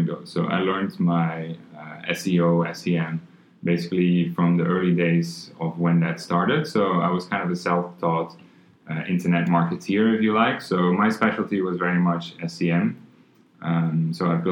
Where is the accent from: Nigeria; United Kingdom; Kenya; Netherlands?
Netherlands; moved away as an adult; also born or lived in Thailand / Hong Kong; now in Singapore; originally I'm from the Netherlands, but I left there in 2004 to move to Asia